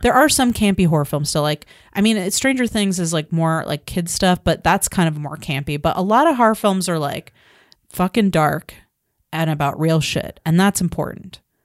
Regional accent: United States; as a American woman living in America

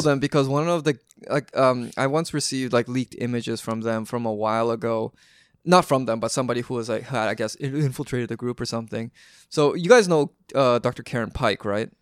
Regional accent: Vancouver, British Columbia, Canada; I was growing up in Vancouver

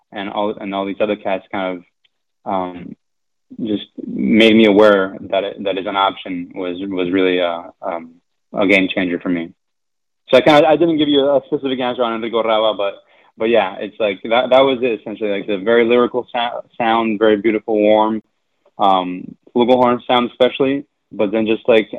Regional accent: Argentina; moved away; I'm from Argentina, so I grew up listening to a lot of …

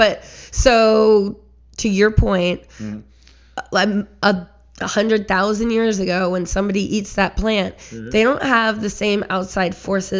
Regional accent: Richmond, Virginia, United States; I grew up in the Fan.

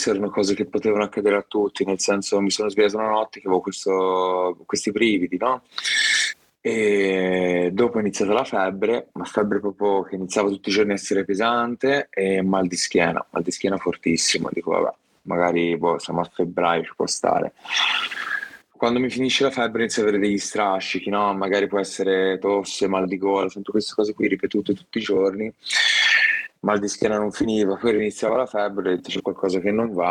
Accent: Viareggio, Tuscany, Italy; mi piacciono, mi piacciono e vengo da Viareggio, soprattutto Viareggio nel cuore tutta la vita ormai

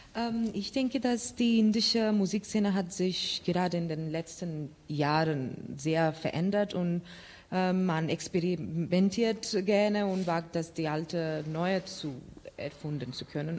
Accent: Cologne, North Rhine-Westphalia, Germany; in Cologne, eigentlich wo ich herkomme

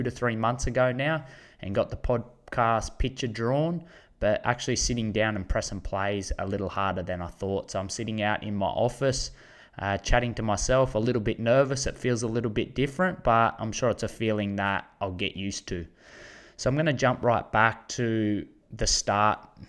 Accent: Condobolin, New South Wales, Australia; I'm from Condobolin. It's a small country town, bang smack in the middle of New South Wales, population of 3,500

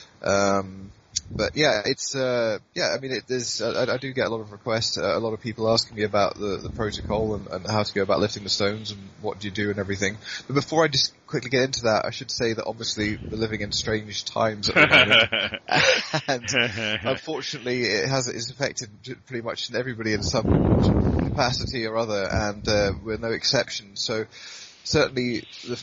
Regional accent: Blairgowrie, Scotland, United Kingdom; the Blair in Rattray Highland Games, which is my hometown

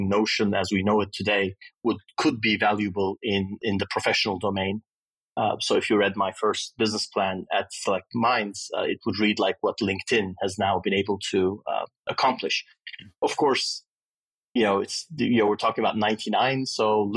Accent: Istanbul, Turkey; moved away as an adult; also born or lived in Austin, Texas, United States; Istanbul was a great place to grow up when I was young. I'm 51, so I grew up in Turkey in the 70s and 80s, and then left after high school to go to university in the U.S.

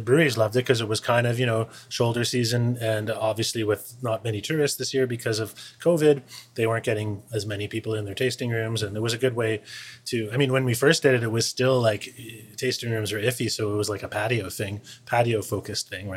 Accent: Niagara Falls, Ontario, Canada; also born or lived in Vancouver; now in Victoria, Canada; I grew up in Niagara

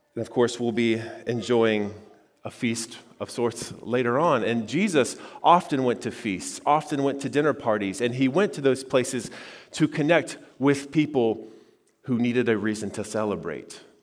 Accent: Xenia, Ohio, United States; I grew up in Greene County and, uh, you know, near Xenia

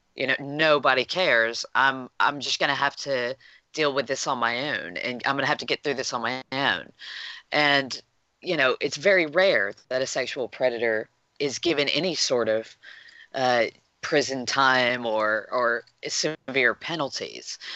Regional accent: United States; as an American

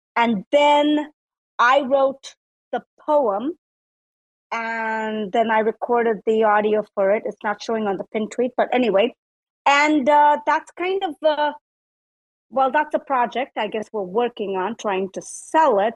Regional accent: South India, India; now in United States; I was born in India. So in India, in South India, they call me …

